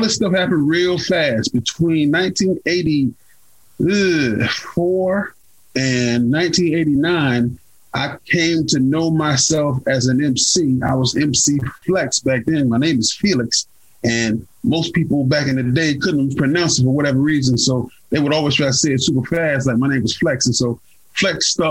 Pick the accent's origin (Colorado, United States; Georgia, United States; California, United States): Georgia, United States; Carrollton; I'm born and raised in Carrollton, Georgia